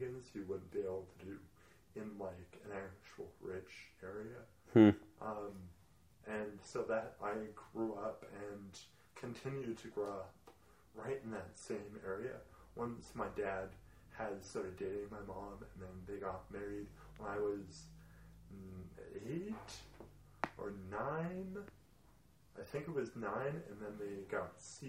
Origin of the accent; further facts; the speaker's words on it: Edmonton, Alberta, Canada; also born or lived in Kelowna; taken home to Edmonton and then raised Edmonton.